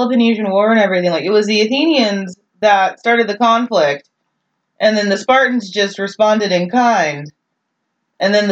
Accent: North Texas, United States; I'm specifically proud to be a North Texan because, in my mind, that is better than most of Texas because I'm from North Texas

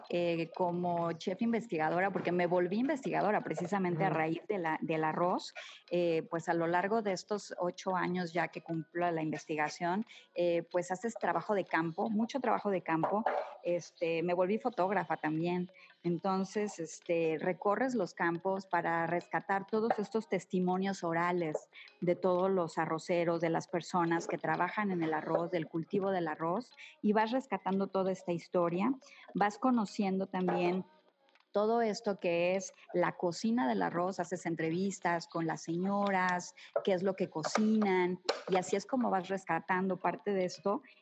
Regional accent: Cuernavaca, Morelos, Mexico; yo nací aquí en Cuernavaca, yo soy mm. morelense 100% y me siento súper orgullosa

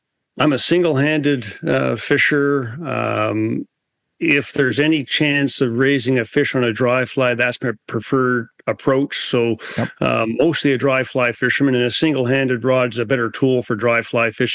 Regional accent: New Brunswick, Canada; I grew up in New Brunswick

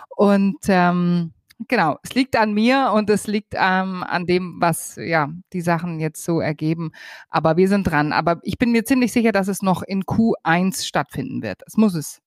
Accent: Bavaria, Germany; ich stehe halt einfach auf meine Heimat und auf meinen Bayern

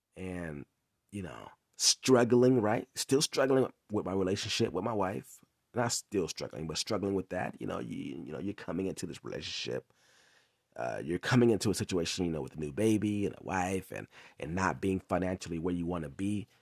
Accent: Inglewood, California, United States; also born or lived in Long Beach, California; that's where I'm from, I'm from Inglewood. So, I moved back to Inglewood, California

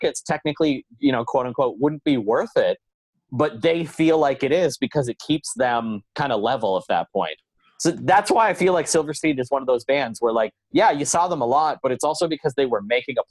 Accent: Belleville, Ontario, Canada; moved away as an adult; also born or lived in Ottawa; the year that I moved from Belleville to Ottawa

